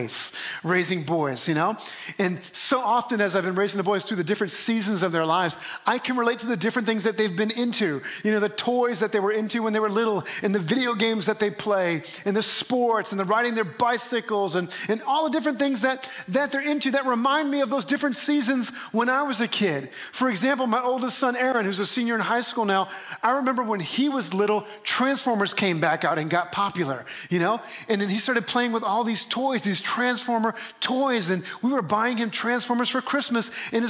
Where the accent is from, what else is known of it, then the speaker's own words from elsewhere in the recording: New Orleans, Louisiana, United States; moved away; my hometown of New Orleans where I grew up